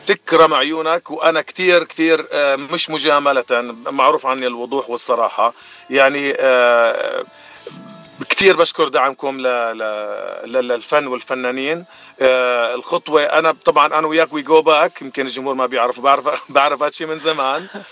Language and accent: Arabic; Jordan; moved away as an adult; now in Los Angeles, United States; أنا من الأردن حبيبي باتشي وصار لي بأمريكا من ال 2020